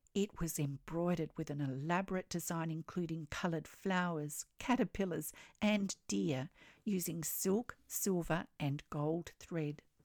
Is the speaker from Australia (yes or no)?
yes; Australia; I'm an Australian textile artist